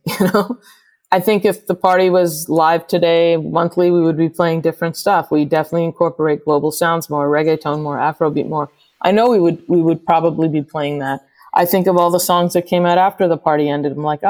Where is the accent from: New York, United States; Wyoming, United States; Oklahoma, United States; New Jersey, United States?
New York, United States; New York City; just being a New Yorker and loving hip hop